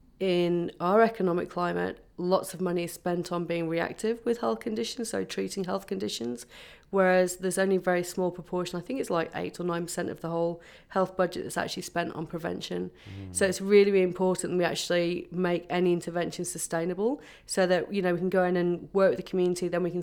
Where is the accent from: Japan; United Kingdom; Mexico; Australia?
United Kingdom; England; born there; English. I do have Irish parents, but I was born in England, okay.